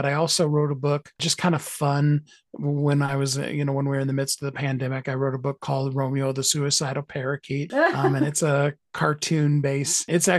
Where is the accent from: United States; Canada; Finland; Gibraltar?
Canada; why would I want to be on New York Times? I'm from Canada.